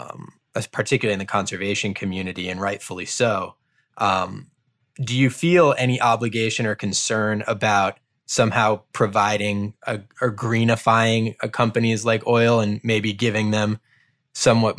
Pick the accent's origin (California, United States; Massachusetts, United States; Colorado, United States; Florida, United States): Massachusetts, United States; Cape Cod; I grew up on Cape Cod.